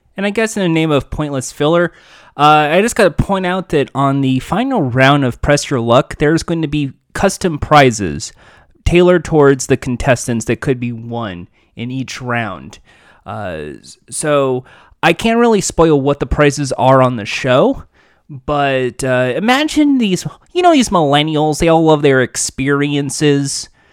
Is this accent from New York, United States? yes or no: no; Los Angeles, California, United States; I'm from Los Angeles